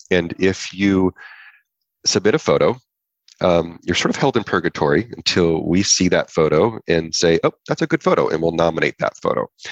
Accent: Lodi, California, United States; now in Santa Barbara, United States; i was from Northern California, a small little town called Lodi.

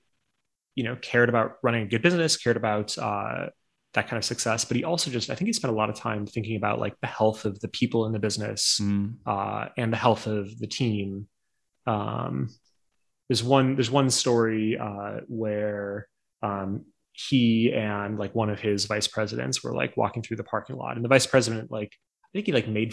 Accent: North Dakota, United States; I grew up in North Dakota

